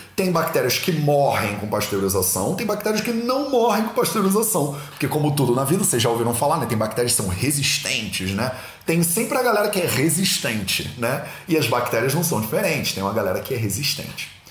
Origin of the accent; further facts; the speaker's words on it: Rio de Janeiro, Brazil; accent: carioca; eu fui criado no Rio de Janeiro. No Rio de Janeiro, não dá nem para perceber, né? Pelo meu sotaque sutil, né? De carioca